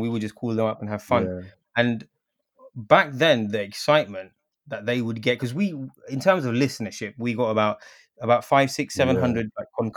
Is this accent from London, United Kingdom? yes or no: yes; London, United Kingdom; also born or lived in Kathmandu, Nepal; I was born in Kathmandu, but very much raised in London